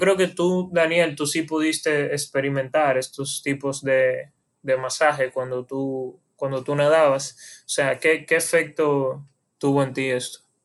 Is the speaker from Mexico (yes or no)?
no; Dominican Republic